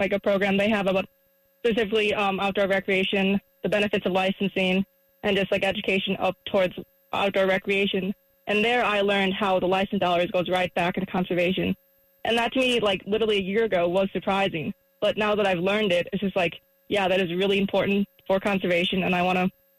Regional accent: Midwest, United States; And I came from the Midwest, too

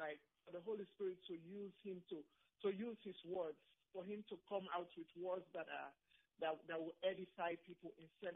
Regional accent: Sierra Leone; now in United States; I'm from Sierra Leone. I'm from Sierra Leone

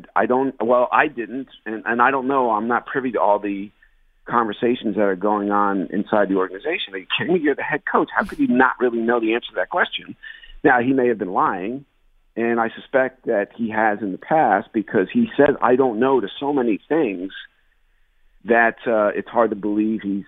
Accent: New Jersey, United States; I grew up in New Jersey

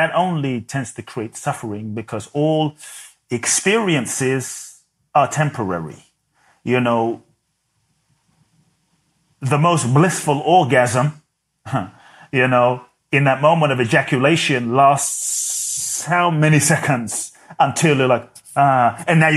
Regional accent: London, United Kingdom; moved away as an adult; also born or lived in Ghana; now in United States; I was born in Ghana. My father's from Ghana. My mother's Japanese. I grew up in London.

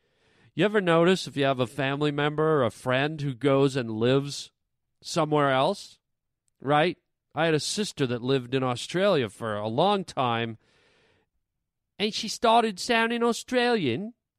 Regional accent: Canada; now in United States; I got to say, I'm from Canada. I know my accent has gone away.

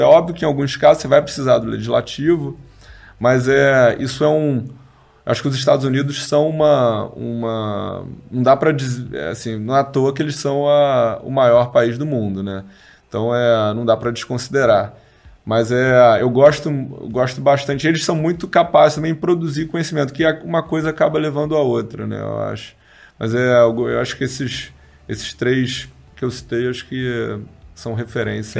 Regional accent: Rio de Janeiro, Brazil; also born or lived in São Paulo / London; eu sou carioca, então hoje já morei em São Paulo, já morei em Londres, mas hoje estou morando no Rio

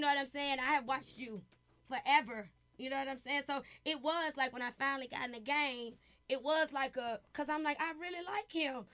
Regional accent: Memphis, Tennessee, United States; I'm from Memphis

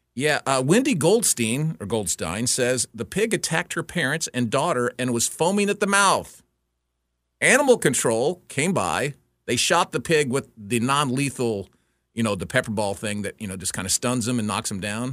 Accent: Houston, Texas, United States; I grew up in Houston

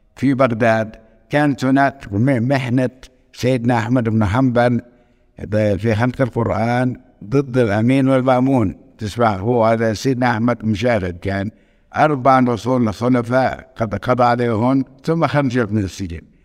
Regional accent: Nablus, West Bank, Palestine; accent: Nablusi; also born or lived in Cairo; من مدينة نابلس من مواليد سنة 1940 ترعرعت في مدينتي

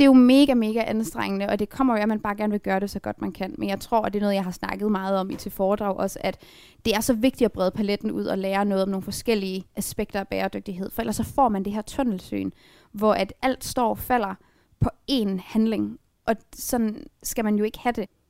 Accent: Frederikshavn, North Denmark Region, Denmark; moved away as an adult; now in Aalborg, Denmark; Jeg er vokset op i Frederikshavn, og så flyttede jeg til Aalborg, da jeg skulle starte på universitetet, men jeg er født her

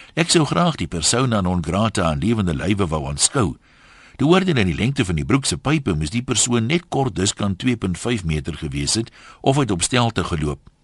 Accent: South Africa; ons as Suid-Afrikaners

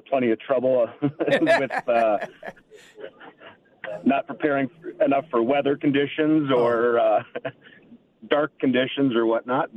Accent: Owatonna, Minnesota, United States; moved away as an adult; I grew up in Owatonna

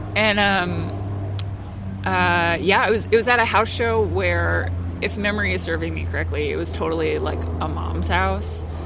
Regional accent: central New Jersey, United States; I grew up in New Jersey. Um, okay. So, yeah, so central New Jersey

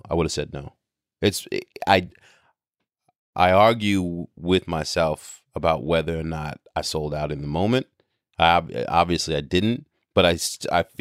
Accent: New York, United States; because I grew up in New York during the birth of hip hop, because I have this international background, because I've grown up around the world traveling with my father as a jazz musician

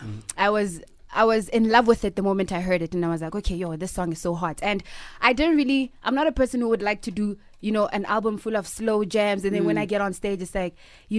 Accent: Kagiso, Gauteng, South Africa; Well, growing up in Kagiso was... I'm very reserved, you know.

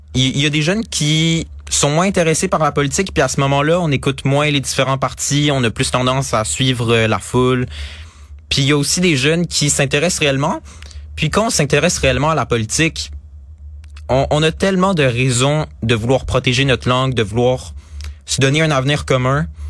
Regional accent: Quebec, Canada; en tant que Québécois

